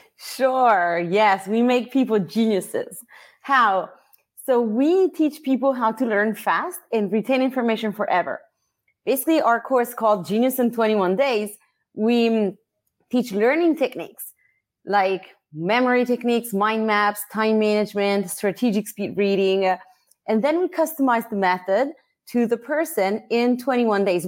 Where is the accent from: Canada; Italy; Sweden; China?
Italy; English is a second language; moved away as an adult; also born or lived in Philadelphia, United States (mother's birthplace); now in United States; I was born and raised in Italy